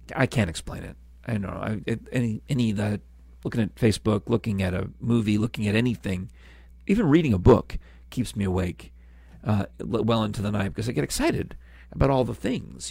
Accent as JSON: {"language": "English", "region": "New York", "country": "United States", "tie": "born or raised there", "also_born_or_lived": "Virginia / California", "moved": "yes", "lives_now": "Tennessee, United States", "said": "a house with my family growing up in New York"}